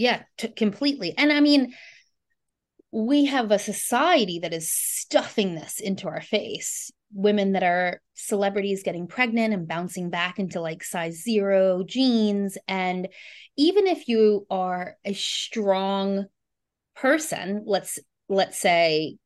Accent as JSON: {"language": "English", "country": "United States", "moved": "yes", "lives_now": "New Zealand", "said": "I live in New Zealand, but I'm American"}